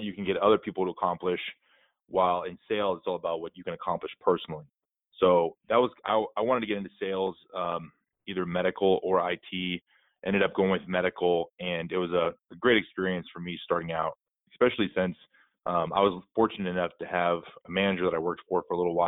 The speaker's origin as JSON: {"language": "English", "region": "Texas", "country": "United States", "tie": "born or raised there", "also_born_or_lived": "Norfolk, Virginia / San Diego", "moved": "as an adult", "said": "I grew up in Texas, a small town just south of Austin"}